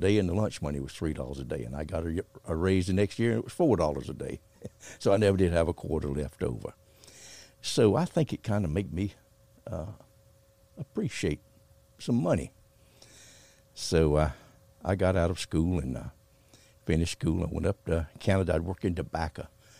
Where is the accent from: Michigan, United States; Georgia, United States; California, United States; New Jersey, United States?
Georgia, United States; also born or lived in St. Augustine, Florida; I was born down in St. Augustine, Florida in 1943 during the war. My folks went down there in the war to work, and I was born there. And then after the war, we moved back to Georgia on a 3-mule farm, tobacco and cotton, hard work.